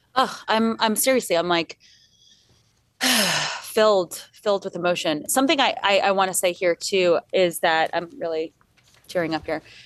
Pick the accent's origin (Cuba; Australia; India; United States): United States; Long Island, New York; we grew up on Long Island